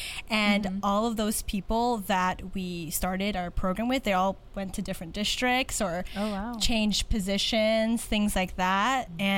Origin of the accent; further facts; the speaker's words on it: Philippines; I'm a Filipina music educator.